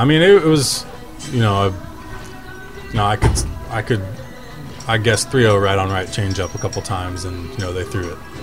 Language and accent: English; Seattle, Washington, United States; I was born in Seattle